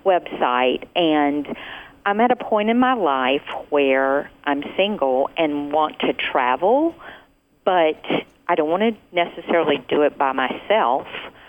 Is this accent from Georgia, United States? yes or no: yes; Atlanta, Georgia, United States; now in South Carolina, United States; I'm in South Carolina now, but I'm originally from Atlanta.